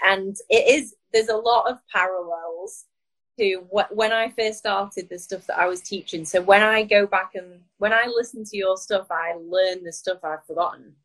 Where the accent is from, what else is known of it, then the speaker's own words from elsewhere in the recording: Blackpool, North West England, United Kingdom; moved away as an adult; also born or lived in New York; I'm from Lancashire.